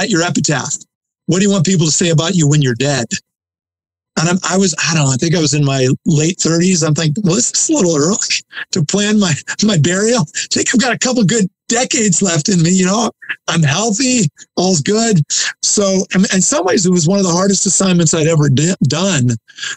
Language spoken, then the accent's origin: English; Iowa, United States; moved away as an adult; also born or lived in Bay Area / Los Angeles / East Coast; I grew up in Iowa